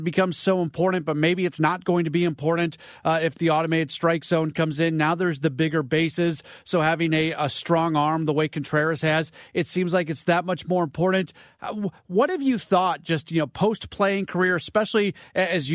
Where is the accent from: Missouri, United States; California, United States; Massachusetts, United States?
Missouri, United States; St. Louis; I grew up in St. Louis and going to opening day